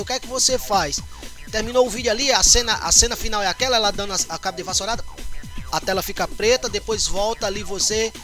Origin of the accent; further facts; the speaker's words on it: São Rafael, Rio Grande do Norte, Brazil; also born or lived in Natal, Rio Grande do Norte; toda a minha infância e adolescência, até os meus 18 anos, é, eu cresci na cidade, no, no, interior, chamado São Rafael.